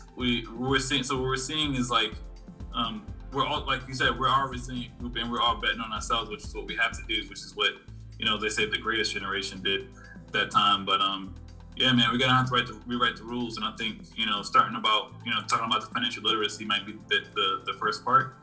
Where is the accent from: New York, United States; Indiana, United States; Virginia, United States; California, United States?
New York, United States; New York City; Growing up in Brooklyn for a, certain period of time